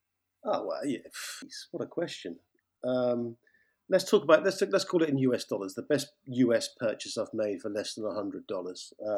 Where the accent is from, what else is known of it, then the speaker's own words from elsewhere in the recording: United Kingdom; I'm British.